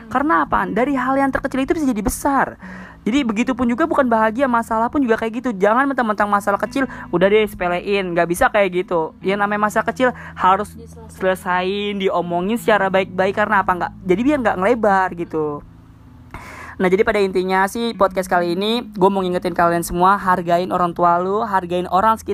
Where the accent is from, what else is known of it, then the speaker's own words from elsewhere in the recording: Jakarta, Indonesia; menurut lo kalau gue orang Betawi dipanggilnya A hmm. bapak gue Jawa mak gue Betawi dipanggilnya